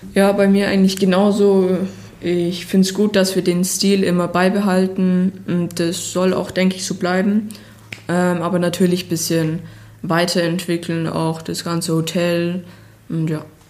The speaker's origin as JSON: {"language": "German", "area": "Bayerwaldhof", "region": "Bavaria", "country": "Germany", "tie": "born or raised there", "said": "der Bayerwaldhof ist für mich die Heimat, wo ich geboren bin, wo ich meine Kindheit verbracht habe"}